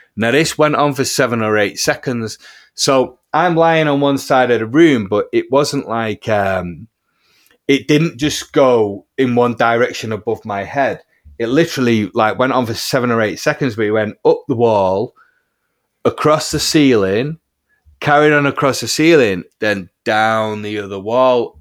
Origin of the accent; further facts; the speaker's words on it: Heaton Chapel, North West England, United Kingdom; my hometown of Heaton Chapel